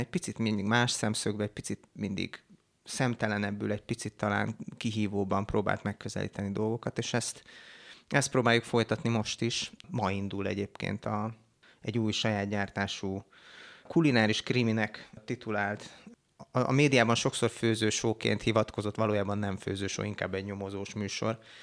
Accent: Hungary; itt nőttünk fel zömében, akik a, a cégnél dolgozunk

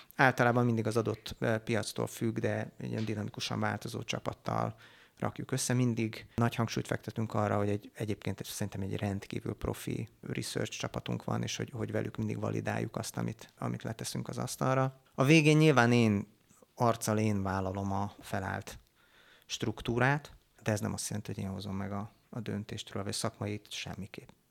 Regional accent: Hungary; itt nőttünk fel zömében, akik a, a cégnél dolgozunk

